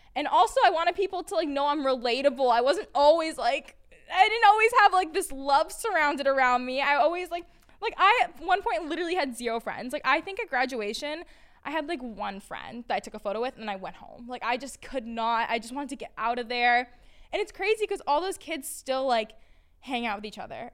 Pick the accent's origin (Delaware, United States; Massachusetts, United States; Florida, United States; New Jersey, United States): Massachusetts, United States; Peabody; moved away as an adult; now in New York City, United States; I grew up in a little town called Peabody, Massachusetts